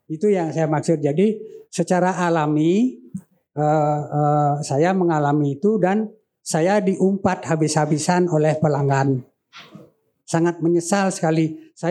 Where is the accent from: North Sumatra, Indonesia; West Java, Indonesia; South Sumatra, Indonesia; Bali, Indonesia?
Bali, Indonesia; Tapi kita orang Bali umumnya lawar ya lawe itu terjemahannya banyak.